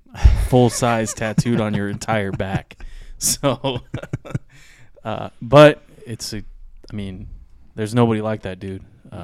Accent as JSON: {"language": "English", "region": "California", "country": "United States", "tie": "born or raised there", "said": "I grew up in California"}